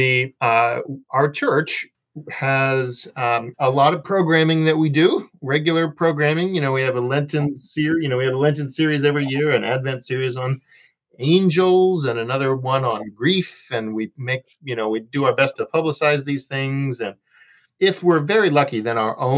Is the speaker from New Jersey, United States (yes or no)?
no; Chicago, Illinois, United States; I grew up in Chicago